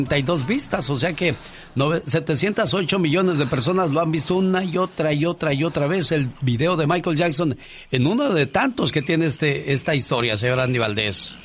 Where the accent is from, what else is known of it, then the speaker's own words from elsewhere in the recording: Mexico City, Mexico; moved away as an adult; also born or lived in Guerrero, Mexico; now in United States; Yo soy del Estado de Guerrero, pero a temprana edad me llevaron a la Ciudad de México, que sería a meses de haber ah. nacido, entonces yo me hice en la Ciudad de México hasta los 17 años